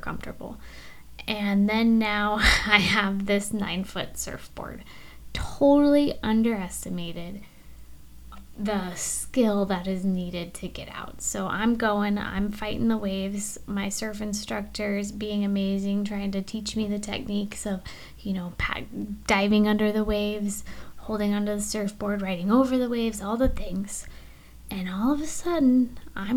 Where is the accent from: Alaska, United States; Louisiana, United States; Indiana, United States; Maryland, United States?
Alaska, United States; moved away as an adult; now in Florida, United States; Being born and raised in Alaska